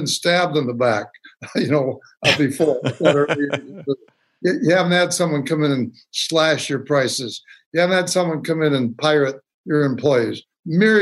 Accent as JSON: {"language": "English", "town": "St. Paul", "region": "Minnesota", "country": "United States", "tie": "born or raised there", "said": "I'm a Twin Cities businessman, born and raised in St. Paul, University of Minnesota"}